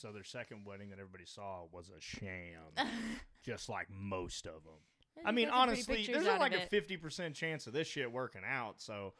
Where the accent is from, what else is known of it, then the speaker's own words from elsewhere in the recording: the South, United States; I know that we're from the South